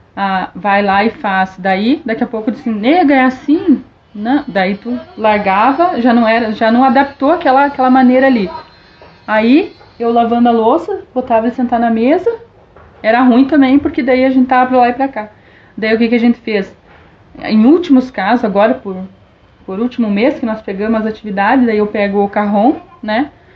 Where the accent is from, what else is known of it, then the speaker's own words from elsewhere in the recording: Dourados, Mato Grosso do Sul, Brazil; moved away; Em 89, quando nós viemos embora do Mato Grosso do Sul. Nós somos naturais do, de Dourados, do Mato Grosso do Sul